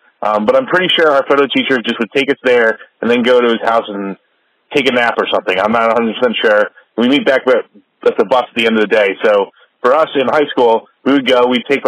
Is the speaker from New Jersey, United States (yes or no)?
yes; Mount Olive, New Jersey, United States; now in Rockaway, United States; I live in Rockaway, New Jersey now, but I grew up in Mount Olive, New Jersey in western Morris County.